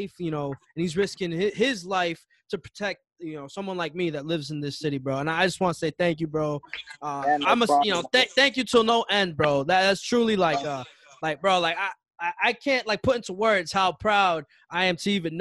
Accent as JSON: {"language": "English", "town": "Chelsea", "region": "Massachusetts", "country": "United States", "said": "I'm from Chelsea"}